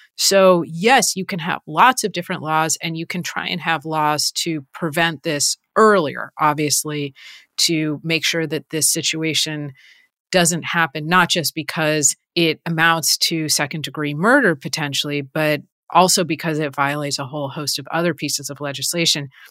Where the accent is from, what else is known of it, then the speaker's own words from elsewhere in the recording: Los Angeles, California, United States; I am from Los Angeles, and I grew up in Los Angeles